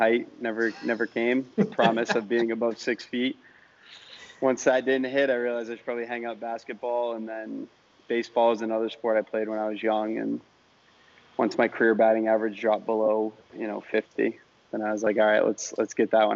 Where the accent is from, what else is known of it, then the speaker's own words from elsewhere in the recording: Maine, United States; moved away as an adult; now in Miami, United States; I'm from Maine originally